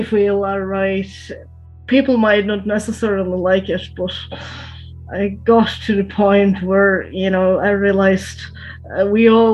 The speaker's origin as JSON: {"language": "English", "region": "Prague", "country": "Czechia", "tie": "born or raised there", "moved": "as an adult", "lives_now": "Brno, Czech Republic", "said": "I was born and raised in Prague, in the capital, but I then went to Brno"}